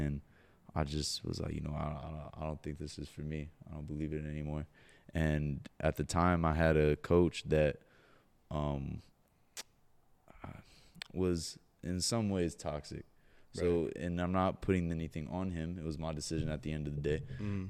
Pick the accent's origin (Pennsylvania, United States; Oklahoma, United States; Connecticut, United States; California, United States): California, United States; Huntington Beach; I grew up in Huntington Beach, California.